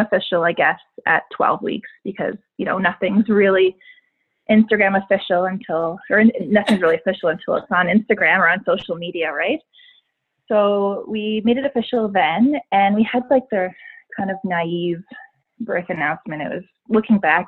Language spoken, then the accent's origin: English; Yarmouth, Nova Scotia, Canada; now in Calgary, Canada; I'm originally from Yarmouth, Nova Scotia, and I've lived in Calgary now, I guess, for 10 years.